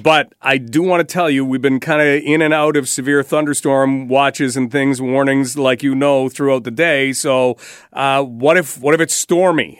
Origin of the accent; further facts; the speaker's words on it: Canada; We're Canadian